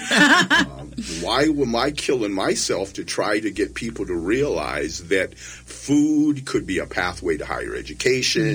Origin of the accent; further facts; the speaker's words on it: Wisconsin, United States; moved away; I was born and raised in Wisconsin on a 140 acre farm